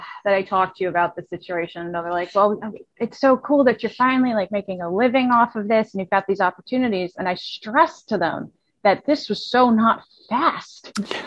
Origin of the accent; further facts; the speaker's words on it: Massachusetts, United States; I'm 37 years old. I am from Massachusetts in the United States